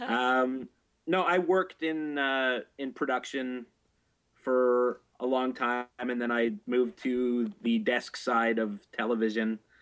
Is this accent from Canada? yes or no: yes; Canada; I'm Canadian, so uh, this is back from where Naked News was from